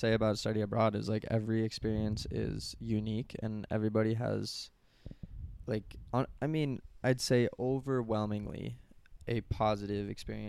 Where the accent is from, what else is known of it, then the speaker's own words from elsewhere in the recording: United States; I'm from America.